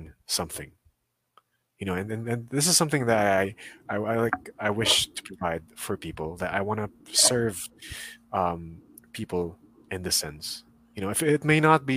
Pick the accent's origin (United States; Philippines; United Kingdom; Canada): Philippines; as a Filipino national